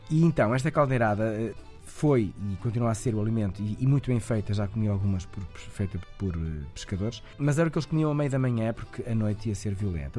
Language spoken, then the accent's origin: Portuguese; Portugal; eu sou natural de Moris, que é uma cidade ah, à beira-mar